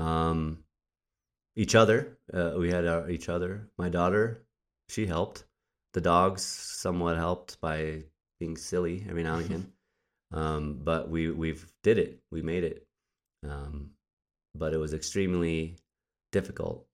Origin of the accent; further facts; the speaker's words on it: Albuquerque, New Mexico, United States; moved away; also born or lived in Wisconsin; I'm originally from New Mexico. I was born and raised in Albuquerque, New Mexico.